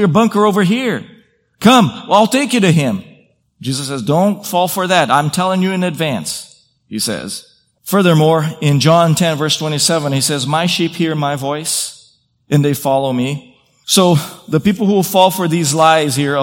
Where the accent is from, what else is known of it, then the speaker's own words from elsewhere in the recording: Brazil; moved away; I grew up in Brazil